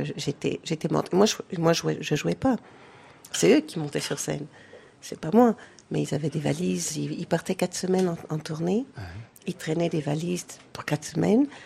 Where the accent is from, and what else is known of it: France; born or raised there; moved away as an adult; also born or lived in United States / Hamburg